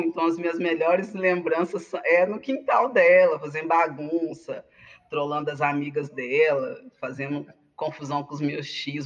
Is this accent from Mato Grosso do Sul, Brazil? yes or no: no; Contagem, Minas Gerais, Brazil; also born or lived in Betim; eu sou sou de Contagem, sou Betim, região metropolitana